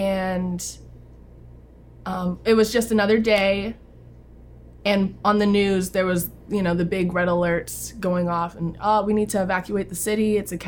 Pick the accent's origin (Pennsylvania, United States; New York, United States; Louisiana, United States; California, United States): Louisiana, United States; New Orleans; now in Dallas, United States; I am from New Orleans. I was born there and raised there until Hurricane Katrina, which located me to Dallas, Texas. But I have roots in New Zealand as well, so I get to go back very often.